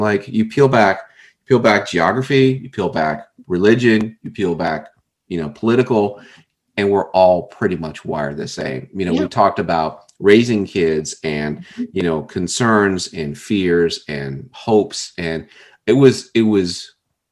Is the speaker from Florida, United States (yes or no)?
yes; South Florida, United States; I'm from South Florida. I didn't spend any time outside the country. We didn't grow up with money.